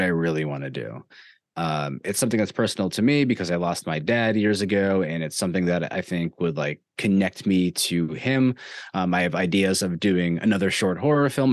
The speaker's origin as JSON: {"language": "English", "region": "New York", "country": "United States", "tie": "born or raised there", "said": "growing up in New York, I am a Yankees fan"}